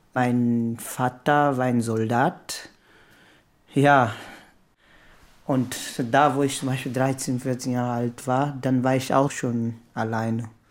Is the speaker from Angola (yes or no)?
yes; Lobito, Benguela, Angola; now in Germany; komme aus Angola. Mein Heimatdorf heißt Lobito.